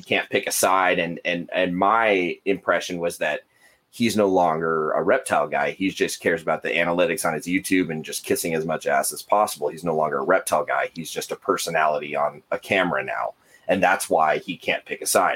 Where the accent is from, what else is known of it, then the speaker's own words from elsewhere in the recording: United States; I'm American